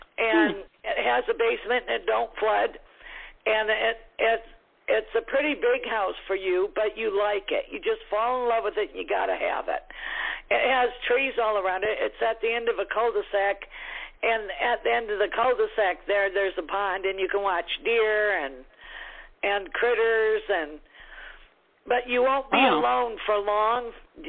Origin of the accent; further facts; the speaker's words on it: Clare, Michigan, United States; I'm from Michigan, too. What town are you from? I'm from Clare.